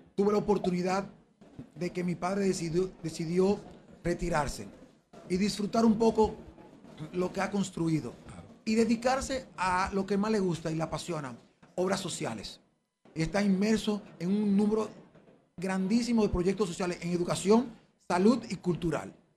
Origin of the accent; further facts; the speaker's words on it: Dominican Republic; nosotros como República Dominicana